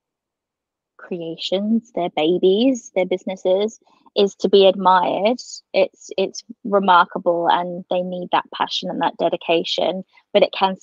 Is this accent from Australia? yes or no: yes; Queensland, Australia; I'm a Queenslander.